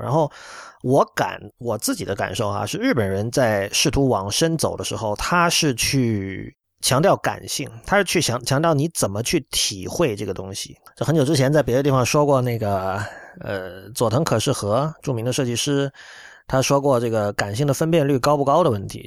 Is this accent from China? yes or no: yes; China; now in Japan; 我本身是中国人